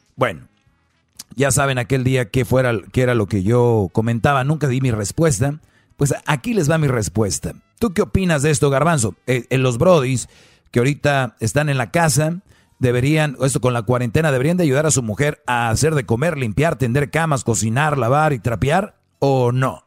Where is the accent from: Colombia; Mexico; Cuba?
Mexico; soy de México